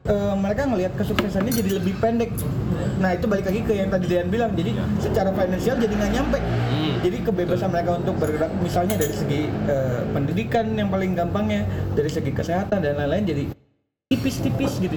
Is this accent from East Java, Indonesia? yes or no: no; Wado, West Java, Indonesia; also born or lived in Bandung; gue literally orang kampung nih sebut Sumedang pedalaman